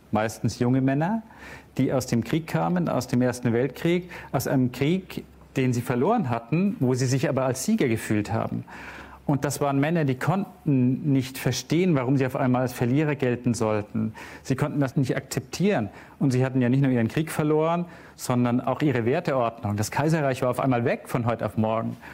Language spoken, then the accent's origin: German; Bavaria, Germany; Ich bin ja in Bayern aufgewachsen und in den frühen 80er Jahren hatten wir dort zunächst das Phänomen der Wehrsportgruppe Hoffmann.